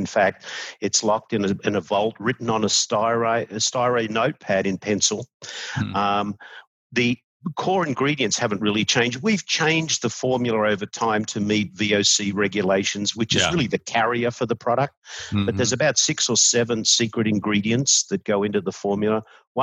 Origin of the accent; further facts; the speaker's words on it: Australia; moved away; I'm an Australian.